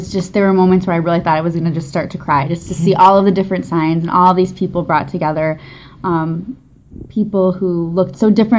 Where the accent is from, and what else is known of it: Illinois, United States